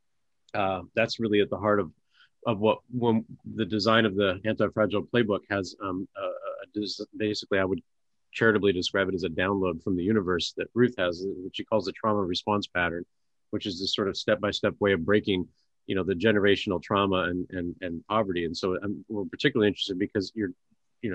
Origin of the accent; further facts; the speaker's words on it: Portland, Oregon, United States; we're both from Portland area